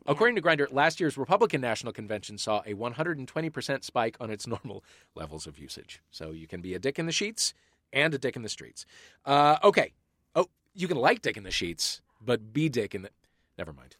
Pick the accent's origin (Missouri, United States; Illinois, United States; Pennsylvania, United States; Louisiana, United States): Missouri, United States; St. Louis; moved away; that's my hometown